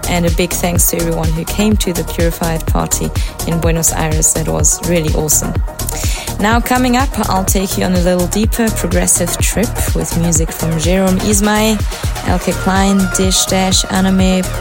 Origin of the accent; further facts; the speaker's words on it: Switzerland; I'm back in my home country of Switzerland